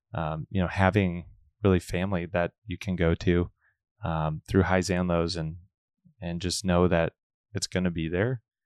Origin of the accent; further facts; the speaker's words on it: Omaha, Nebraska, United States; born and raised in Omaha, and I grew up in Our Lady of Wards